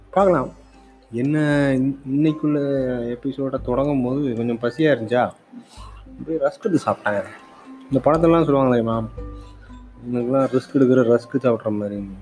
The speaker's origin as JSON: {"language": "Tamil", "town": "Kanyakumari", "region": "Tamil Nadu", "country": "India", "tie": "born or raised there", "moved": "as an adult", "lives_now": "Hyderabad, India", "said": "இந்தியாவின் தென்குடியான கன்னியாகுமரியிலிருந்து பிறந்தேன் வளர்ந்தேன் காலேஜ் வரைக்கும் அங்கே தாங்க படித்தேன்"}